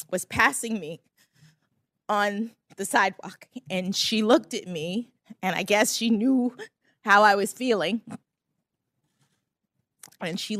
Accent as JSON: {"language": "English", "town": "Miami", "region": "Florida", "country": "United States", "also_born_or_lived": "Boston, Massachusetts", "moved": "as an adult", "said": "I'm from Miami, Florida."}